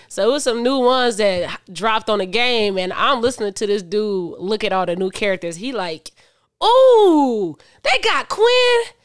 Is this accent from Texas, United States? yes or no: no; Michigan City, Indiana, United States; I was raised in Michigan City, Indiana